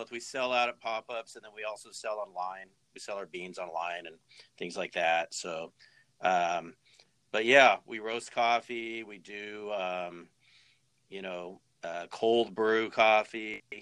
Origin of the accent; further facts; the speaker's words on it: Arizona, United States; I am from Arizona originally.